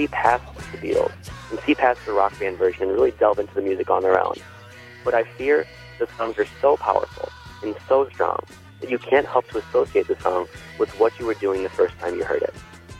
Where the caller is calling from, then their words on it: Chicago, Illinois, United States; I'm calling from Chicago.